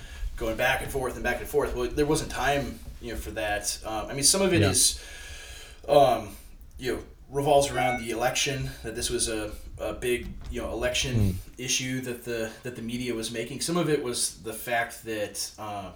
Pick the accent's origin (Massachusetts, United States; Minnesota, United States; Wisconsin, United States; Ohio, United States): Minnesota, United States; Waseca; I'm ministering in my hometown of Waseca, Minnesota, and it's where I grew up